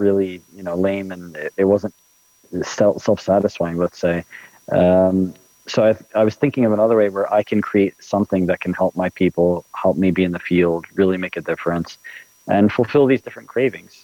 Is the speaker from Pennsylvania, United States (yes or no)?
yes; just outside of Philadelphia, Pennsylvania, United States; moved away as an adult; now in Palestine; I grew up in the States, actually. I grew up, just outside of Philadelphia, Pennsylvania.